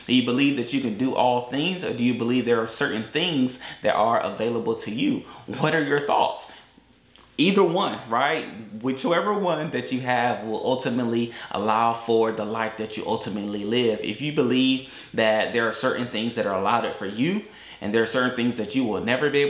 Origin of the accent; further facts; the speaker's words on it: Tampa, Florida, United States; also born or lived in Atlanta; we, we're from Tampa. We live in Tampa. They know that I lived in Atlanta.